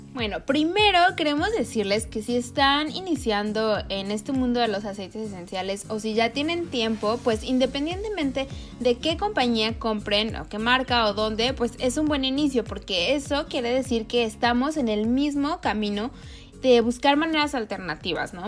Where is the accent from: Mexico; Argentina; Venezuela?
Mexico; now in United States; yo estoy acá en Estados Unidos, pero soy de México